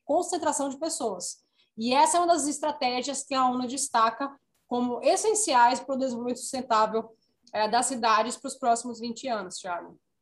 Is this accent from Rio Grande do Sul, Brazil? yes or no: no; Natal, Rio Grande do Norte, Brazil; sou natalense, nascida e criada